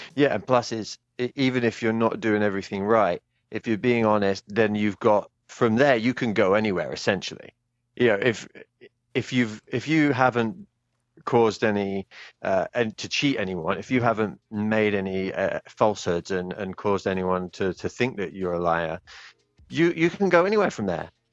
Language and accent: English; United Kingdom; also born or lived in Japan; now in Manchester, United Kingdom; as a British guy who has uh, lived abroad for a significant amount of time